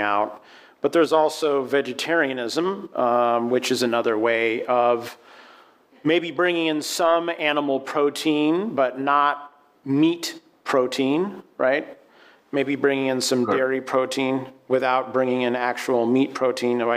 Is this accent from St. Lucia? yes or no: no; Aspen, Colorado, United States; moved away; also born or lived in New Orleans, Louisiana; I'm from the West. I'm from Colorado. I'm from Aspen, Colorado. And you grow up, and environmental issues and concerns are just out there.